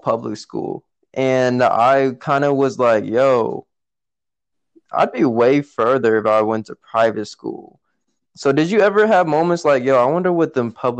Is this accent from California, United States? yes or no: yes; Oakland, California, United States; I grew up in Oakland and I went to a private Christian school in, like, kindergarten slash preschool